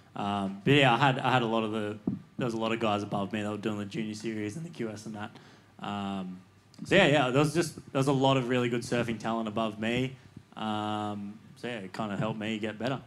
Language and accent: English; Cronulla, New South Wales, Australia; growing up in Cronulla